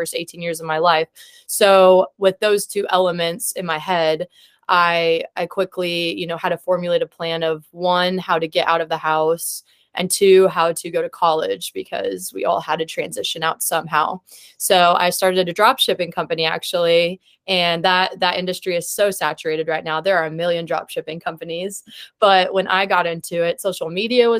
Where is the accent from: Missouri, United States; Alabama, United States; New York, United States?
Missouri, United States; Columbia; moved away as an adult; now in Kansas City, United States; I'm originally from Columbia, Missouri